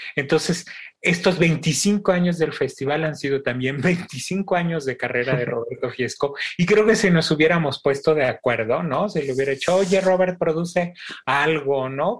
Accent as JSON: {"language": "Spanish", "country": "Mexico", "said": "buenos mexicanos"}